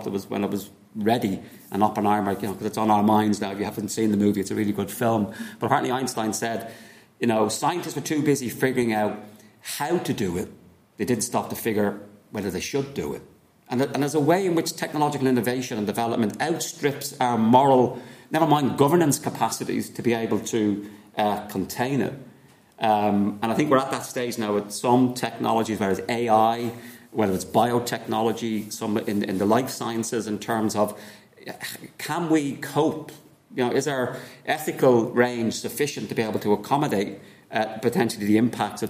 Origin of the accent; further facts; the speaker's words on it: Ireland; as Irish people.